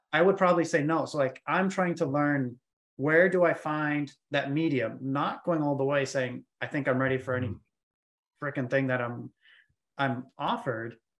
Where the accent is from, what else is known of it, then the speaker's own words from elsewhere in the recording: Maine, United States; moved away as an adult; now in Atlanta, United States; I'm from Maine